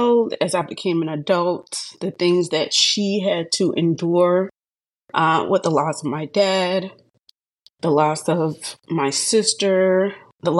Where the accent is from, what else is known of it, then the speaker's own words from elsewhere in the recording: Hilton Head Island, South Carolina, United States; also born or lived in Charleston, South Carolina; I'm originally from Charleston, South Carolina, but I grew up in Hilton Head